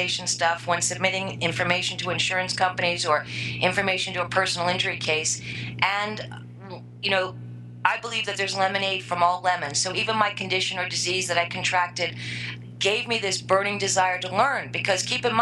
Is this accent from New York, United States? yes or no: yes; New York, United States; I'm a New Yorker all the way